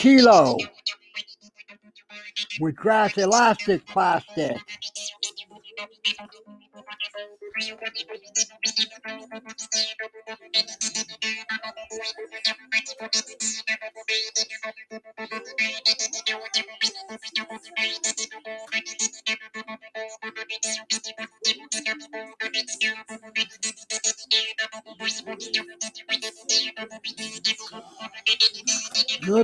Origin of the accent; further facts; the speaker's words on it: St. Albert, Alberta, Canada; now in Edmonton, Canada; I grew up in St. Albert